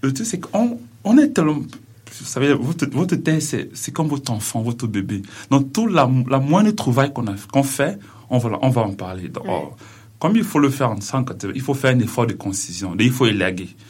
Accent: Cameroon; now in Quebec, Canada; je suis originaire du Cameroun

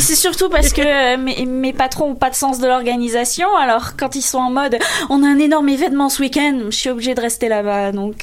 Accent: France; en tant que française, je peux le dire

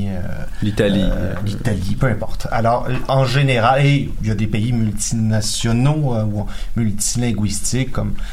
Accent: Quebec, Canada; il va de soi, peu importe mes origines, il va de soi que je suis un Québécois.

